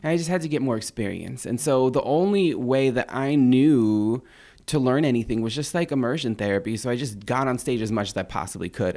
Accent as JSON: {"language": "English", "area": "an Indian reservation east of San Diego", "region": "California", "country": "United States", "tie": "born or raised there", "said": "I'm from an Indian reservation. It's, um, east of San Diego, about forty miles east of San Diego, in the cut. There's nothing there."}